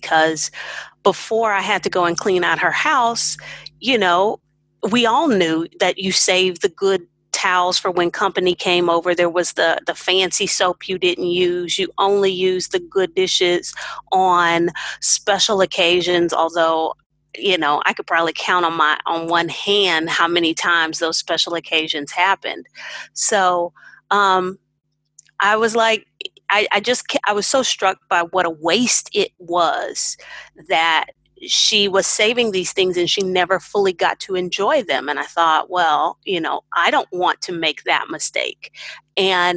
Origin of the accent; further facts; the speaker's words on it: Houston, Texas, United States; moved away as an adult; now in Hefei, China; I'm from Houston, Texas